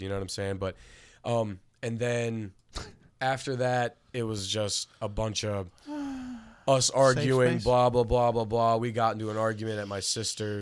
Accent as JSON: {"language": "English", "town": "Delmar", "region": "Delaware", "country": "United States", "said": "I'm originally from Del Mar."}